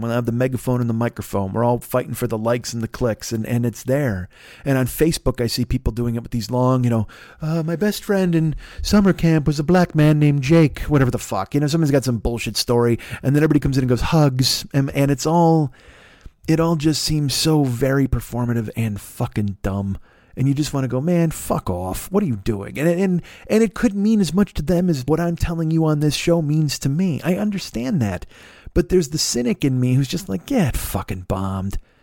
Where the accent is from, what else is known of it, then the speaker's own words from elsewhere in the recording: Chicago, Illinois, United States; moved away; I grew up in Chicago